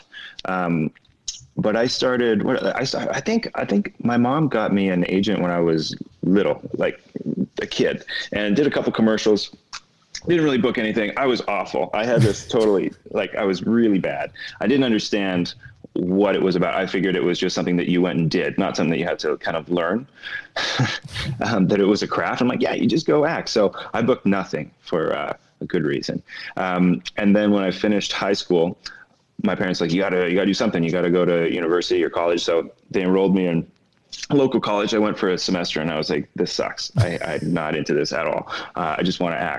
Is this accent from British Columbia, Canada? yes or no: yes; North Vancouver, British Columbia, Canada; also born or lived in Scarborough, Ontario; I was born in Scarborough, Ontario. And then when I was really young, my parents moved to North Vancouver, in BC, Canada. And so that's where I grew up.